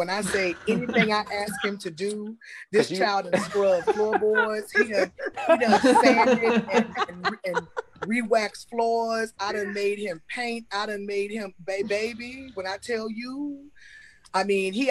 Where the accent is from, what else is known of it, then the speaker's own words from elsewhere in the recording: Newport News, Virginia, United States; moved away as an adult; now in Atlanta, United States; I'm originally from Virginia. Newport News. But I moved to Atlanta almost 6 years ago.